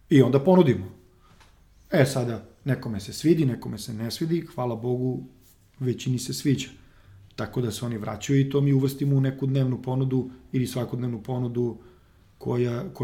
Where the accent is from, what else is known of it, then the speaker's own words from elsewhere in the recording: Serbia; ovde kod nas u Srbiji